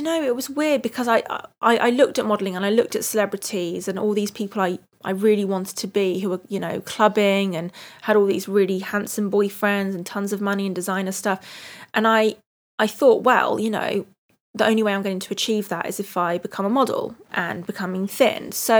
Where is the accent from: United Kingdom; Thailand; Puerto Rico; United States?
United Kingdom; I love being British most of the time. I love fish and chips, roast dinners, tea.